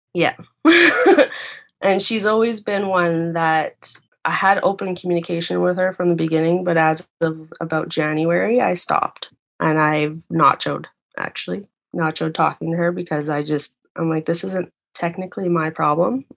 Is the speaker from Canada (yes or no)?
yes; Canada; moved away; I actually own a condo back uh, in my hometown